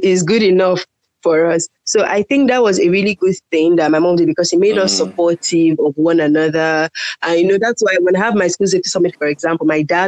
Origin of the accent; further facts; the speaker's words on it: Lagos, Nigeria; also born or lived in Kano / Uyo, Akwa Ibom State; my family had to relocate to Lagos because all the children were really small. So my parents had to bring us down here.